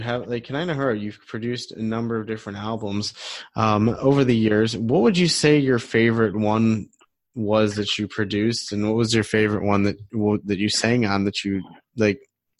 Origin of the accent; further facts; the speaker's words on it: Detroit, Michigan, United States; I'm from Detroit originally. So we used to drive up from Detroit to go to Port Carling and come to camp.